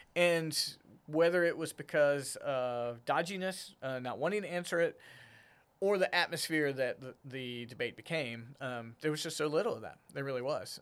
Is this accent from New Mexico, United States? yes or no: no; Smithfield, North Carolina, United States; moved away as an adult; also born or lived in Garner, North Carolina / Raleigh, North Carolina / Rocky Mount, North Carolina; now in Fredericksburg, United States; I grew up in Smithville, which is right there on the I ninety-five